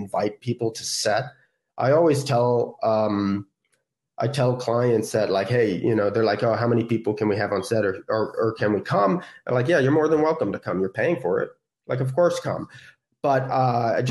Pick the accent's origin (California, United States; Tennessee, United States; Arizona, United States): California, United States; San Francisco; I'm from California, like, oh, I'm from San Francisco